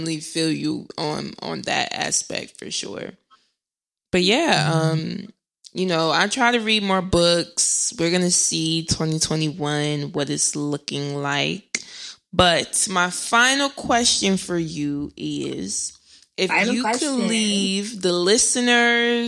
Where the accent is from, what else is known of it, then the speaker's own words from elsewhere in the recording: New Jersey, United States; I'm in Jersey. I'm from Jersey